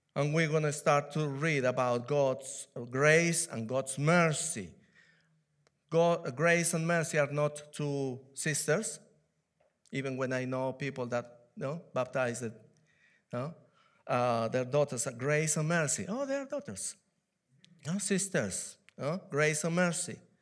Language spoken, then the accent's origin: English; Peru; English is a second language; now in United Kingdom; I'm from Peru. I was born in Peru, in South America